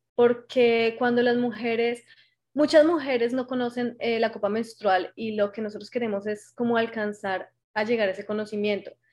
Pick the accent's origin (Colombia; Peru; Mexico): Colombia; moved away as an adult; now in Canada; hago parte de las guías Scout de Colombia, aunque en este momento me encuentro en Canadá ya hace tres años.